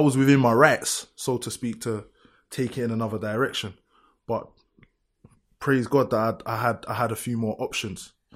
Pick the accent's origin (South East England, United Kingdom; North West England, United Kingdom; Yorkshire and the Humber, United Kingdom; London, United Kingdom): London, United Kingdom; I grew up, I'm from Lewisham, innit? I really grew up in this.